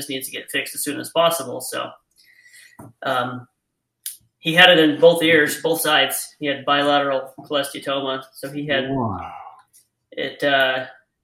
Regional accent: Idaho, United States; moved away; I grew up in Idaho, so deer and elk is what I've hunted

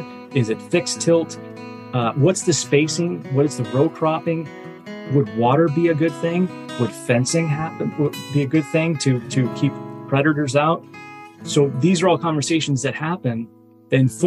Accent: Middleborough, Massachusetts, United States; also born or lived in Bronx, New York; I was born in the Bronx, moved to Massachusetts where they had their professions. And I grew up, didn't know that Middleborough at the time was cranberry capital of the world

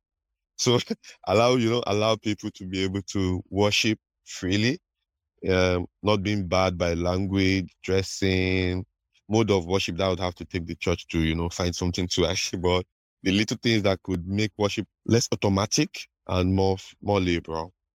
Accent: Delta, Nigeria; I'm from Delta State in Nigeria.

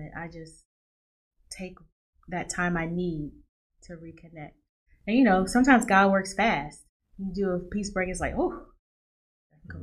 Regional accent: Nashville, Tennessee, United States; moved away; I'm from Nashville, Tennessee. Went home for Christmas

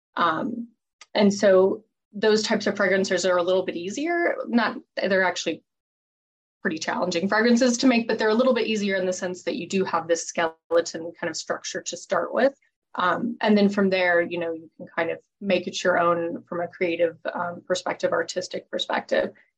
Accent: Colorado Springs, Colorado, United States; I grew up in Colorado Springs

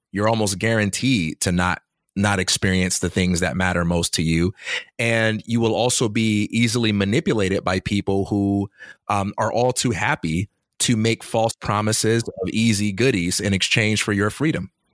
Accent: Chicago, Illinois, United States; I'm from Chicago

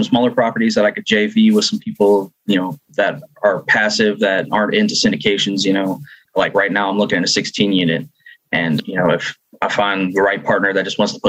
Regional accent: Cincinnati, Ohio, United States; moved away as an adult; now in Tulsa, United States; I'm originally from Cincinnati, Ohio. I live in Tulsa, Oklahoma now.

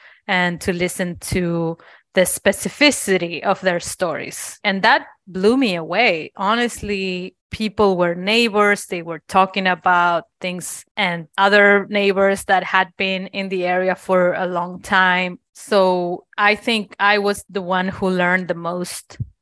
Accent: Argentina; now in Cincinnati, United States; I am from Argentina

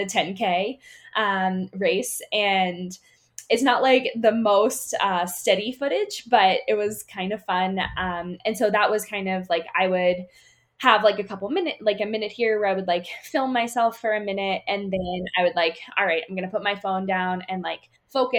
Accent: Pennsylvania, United States; now in Colorado, United States; Growing up in Pennsylvania

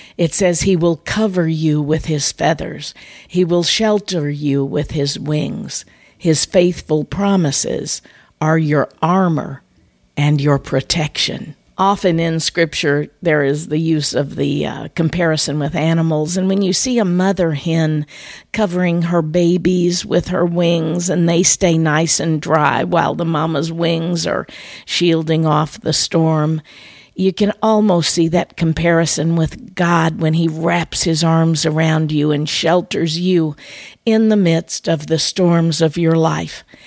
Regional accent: Midwest, United States; moved away as an adult; now in Florida, United States; Growing up in the Midwest

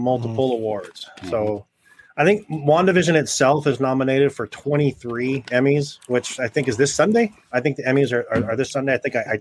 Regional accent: Southern California, United States; moved away; I'm from Southern California, and they didn't do that when I lived there

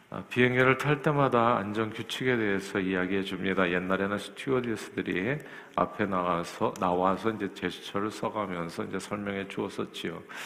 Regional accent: South Korea; now in United States; 저도 한국 사람 중에 한 사람으로서

